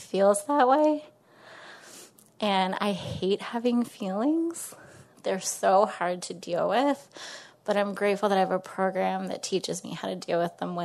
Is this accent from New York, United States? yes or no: yes; Westchester County, New York, United States; I'm from Westchester County, New York, right outside the city